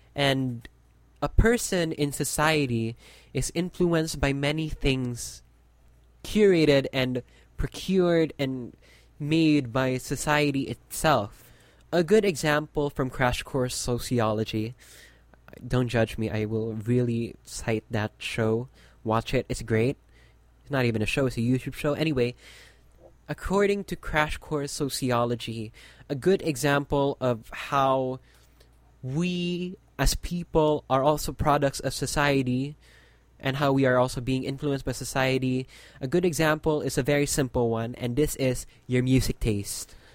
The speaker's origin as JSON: {"language": "English", "country": "Philippines", "said": "my country"}